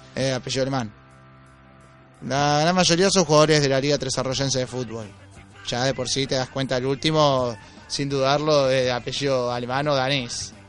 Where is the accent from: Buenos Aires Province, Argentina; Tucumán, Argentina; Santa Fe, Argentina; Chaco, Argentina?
Buenos Aires Province, Argentina; Mar del Plata; la calle Don Orione, que es la calle donde viví toda mi vida